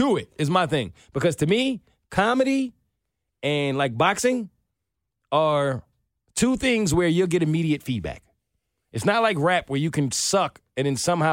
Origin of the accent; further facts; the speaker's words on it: New York City, New York, United States; I'm from New York